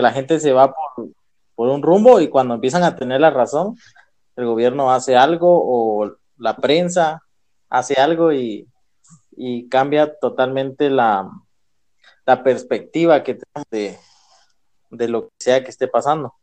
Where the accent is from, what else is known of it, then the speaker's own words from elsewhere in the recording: Guatemala; Como guatemaltecos